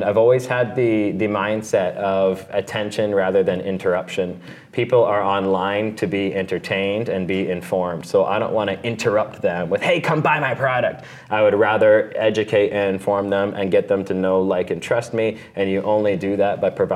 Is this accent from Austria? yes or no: no; Canada; Being a Canadian